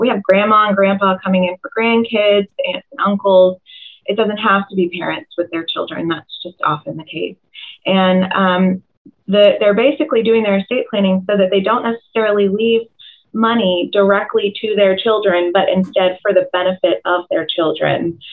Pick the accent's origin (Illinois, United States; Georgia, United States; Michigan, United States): Georgia, United States; Tucker; also born or lived in Doraville, Georgia; I'm also uh, an Atlanta native, born and raised in Tucker, um, just outside the perimeter